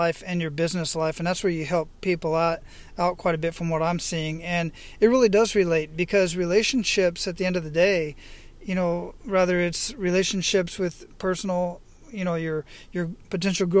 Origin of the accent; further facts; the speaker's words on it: Phoenix, Arizona, United States; moved away; I grew up in Phoenix